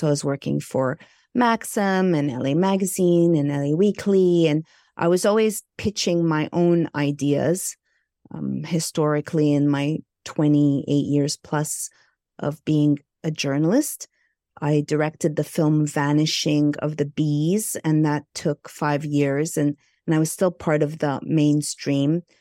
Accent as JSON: {"language": "English", "town": "Montreal", "region": "Quebec", "country": "Canada", "tie": "born or raised there", "moved": "as an adult", "lives_now": "Los Angeles, United States", "said": "I hail from Montreal, Canada, I'm Egyptian, Greek"}